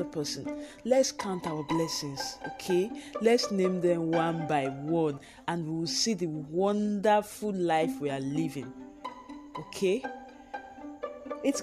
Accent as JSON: {"language": "English", "country": "Nigeria", "said": "Being a Nigerian, the power is not 24 hours. It comes and goes."}